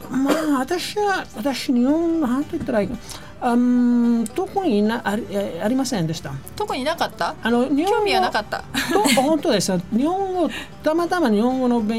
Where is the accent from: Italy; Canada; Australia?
Italy; Naples, Campania; first language Italian; Japanese is a second language; moved away as an adult; now in Kodaira, Japan; あ、イタリア人でナポリ出身です。うん、小平に住んでるのはもう11年とか10年ぐらいです。